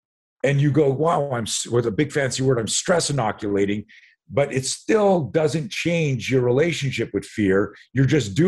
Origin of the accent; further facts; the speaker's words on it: Montreal, Quebec, Canada; So a lot of people don't know this. I grew up in Montreal.